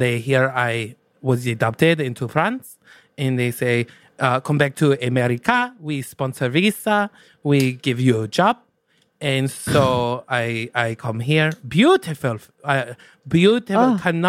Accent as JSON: {"language": "English", "region": "Hawaii", "country": "United States", "tie": "born or raised there", "said": "Like us, for example. So, we grew up in Hawaii."}